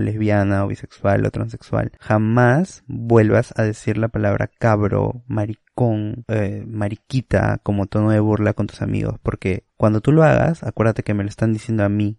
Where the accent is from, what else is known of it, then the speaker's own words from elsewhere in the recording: Peru; como persona peruana